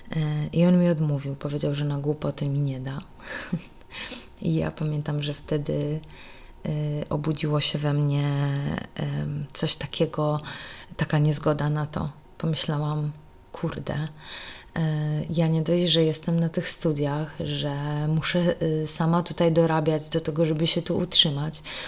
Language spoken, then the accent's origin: Polish; Kraśnik, Lublin Voivodeship, Poland; moved away as an adult; Urodziłam się w Kraśniku